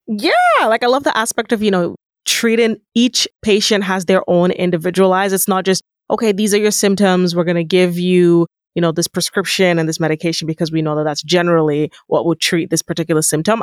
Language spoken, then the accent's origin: English; Nigeria; moved away; being an African woman, being a Nigerian woman